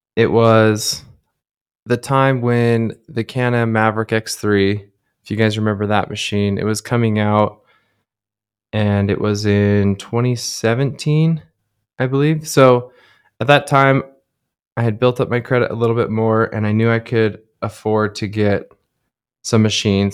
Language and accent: English; Southern Utah, United States; growing up in Southern Utah, that's, it's an outdoor mecca.